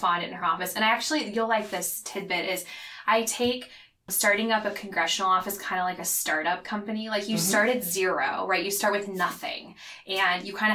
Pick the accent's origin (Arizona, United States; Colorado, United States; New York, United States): Arizona, United States; Phoenix; moved away as an adult; also born or lived in Washington, D.C.; now in Seattle, United States; I'm from Arizona native. I'm actually a sixth generation Arizonan.